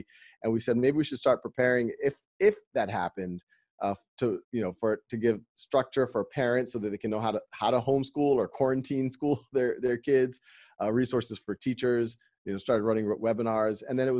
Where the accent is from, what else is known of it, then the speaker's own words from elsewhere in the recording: Louisiana, United States; No, I grew up in Louisiana, fairly humble background.